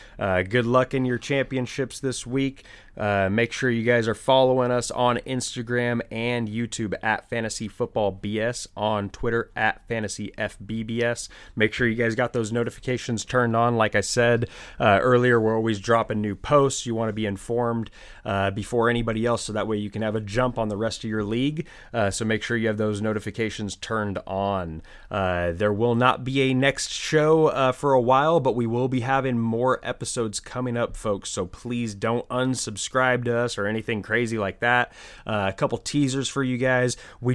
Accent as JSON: {"language": "English", "region": "California", "country": "United States", "tie": "born or raised there", "said": "We grew up in Silicon Valley. How do you not know Ahmed?"}